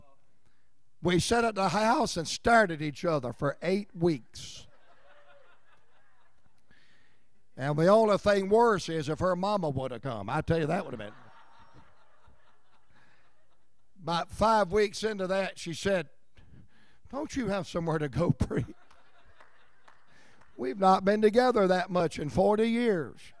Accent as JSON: {"language": "English", "town": "Roanoke Rapids", "region": "North Carolina", "country": "United States", "tie": "born or raised there", "also_born_or_lived": "Atlanta, Georgia", "moved": "as an adult", "said": "where I grew up in Roanoke Rapids"}